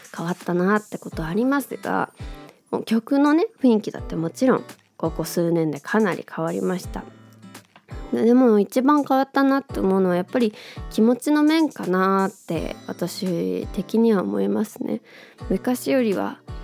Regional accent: Tokyo, Japan; 東京生まれ東京出身で

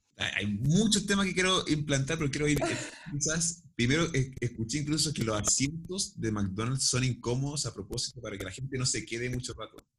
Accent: Chile; Y somos ambos chilenos y sabemos hablar español

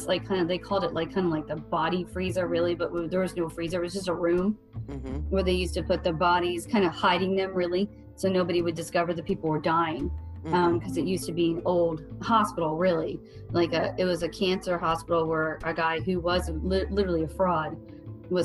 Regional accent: Ohio, United States; I'm from Ohio and I'm in Arkansas

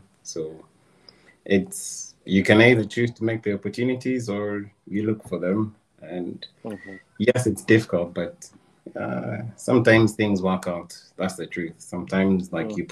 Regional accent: Kampala, Central Region, Uganda; I was born in Kampala. I was born in Mengo Hospital.

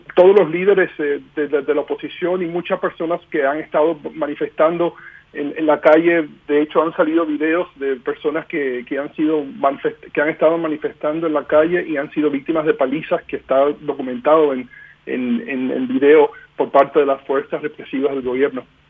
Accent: Miami, Florida, United States; soy oriundo de Miami de descendencia cubana.

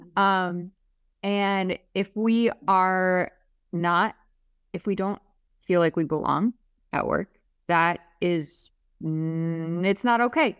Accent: Minnesota, United States; moved away as an adult; now in Miami, United States; I'm from Minnesota, right? And I came to Miami for a bunch of reasons

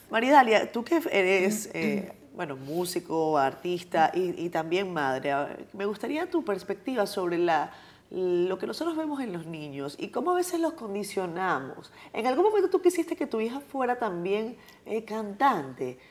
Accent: Venezuela; los venezolanos veíamos a, mujeres como

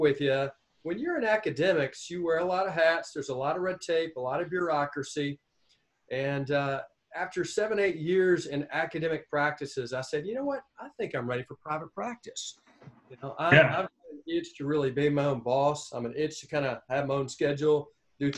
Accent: Mississippi, United States; moved away as an adult; also born or lived in Tallahassee, Florida / Muncie, Indiana; I'm originally from Mississippi

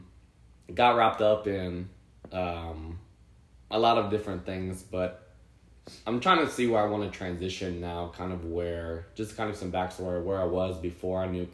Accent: Central New Jersey, United States; I grew up in New Jersey, Central New Jersey.

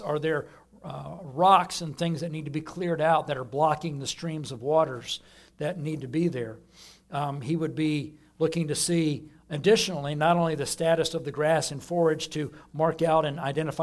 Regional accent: Austin, Texas, United States; moved away; back in Austin where I grew up

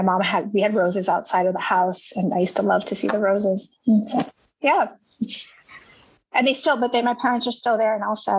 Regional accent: Elsa, Texas, United States; moved away as an adult; also born or lived in New Haven, Connecticut; now in New York City, United States; I am originally from Elsa, Texas, and I grew up pretty close to Jay, just a mile from his house

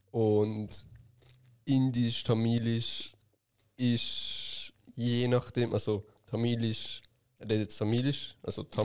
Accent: Switzerland; born there; Ich bin in der Schweiz geboren.

